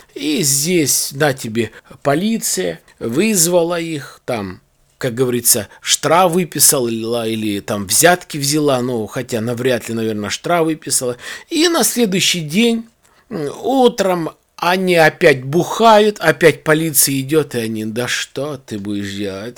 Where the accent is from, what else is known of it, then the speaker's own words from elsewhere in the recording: Balakovo, Saratov Oblast, Russia; у нас, э, есть, э, в городе Балаково